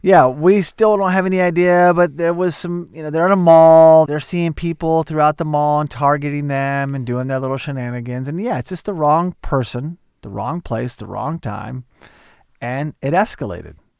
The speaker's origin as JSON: {"language": "English", "region": "Oklahoma", "country": "United States", "tie": "born or raised there", "said": "growing up in Oklahoma"}